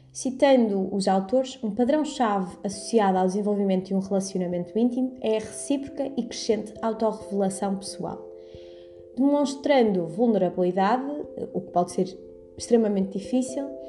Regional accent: Porto, Norte, Portugal; moved away as an adult; now in Coimbra, Portugal; sou do Porto, mas estudo em Coimbra

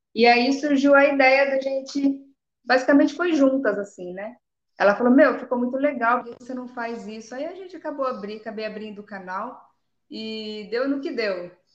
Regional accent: Jundiaí, São Paulo, Brazil; moved away as an adult; now in Paraná, Brazil; Hoje eu estou no Paraná, mas eu sou nascida em São Paulo, sou de São Paulo, estou aqui faz nem um ano. Hoje eu, hoje eu no Paraná, mas eu sou de Jundiaí

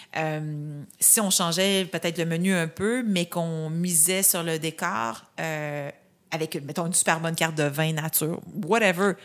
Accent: Saint-Jean-sur-Richelieu, Quebec, Canada; je viens de Saint-Jean-sur-Richelieu, la Montérégie.

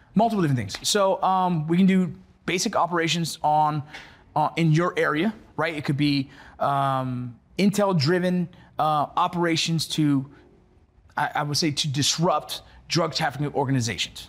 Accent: Los Angeles, California, United States; growing up here in L A.

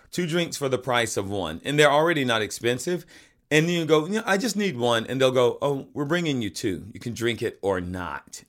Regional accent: the South, United States; moved away; I grew up in the South

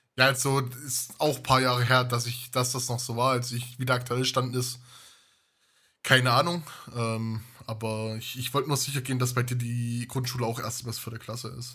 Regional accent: Weimarer Land, Thuringia, Germany; Weimarer Land. Ich komme auch aus der Stadt, auch wenn wir nur 20.000 Einwohner haben

